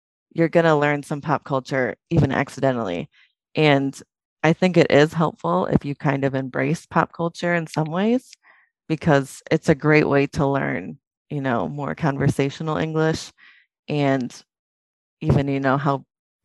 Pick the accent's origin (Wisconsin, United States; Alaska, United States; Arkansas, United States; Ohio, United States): Wisconsin, United States; I'm from Wisconsin in the U.S.